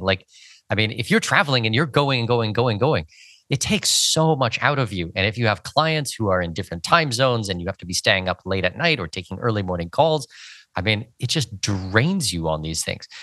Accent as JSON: {"language": "English", "country": "Canada", "tie": "born or raised there", "moved": "yes", "said": "I'm from Canada. I dealt with snow for seventeen years growing up in Canada"}